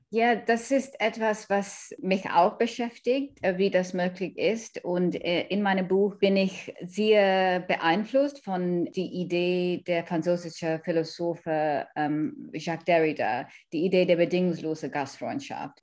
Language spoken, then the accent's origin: German; Kenya; German is a second language; also born or lived in India / London, United Kingdom; now in Germany; Ich komme aus einer indischen Familie, ich bin in Kenia aufgewachsen